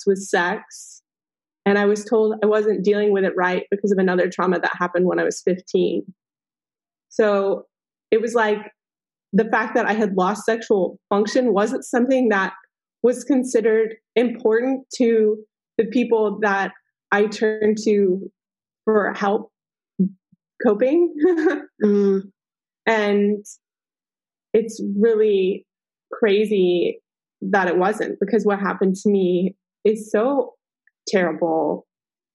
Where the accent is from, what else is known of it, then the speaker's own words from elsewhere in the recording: Texas, United States; I was raised in Texas